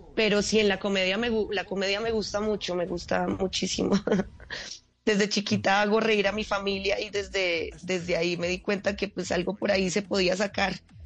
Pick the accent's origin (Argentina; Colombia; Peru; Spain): Colombia; Manizales, Caldas; moved away as an adult; also born or lived in Bogotá; yo soy de Manizales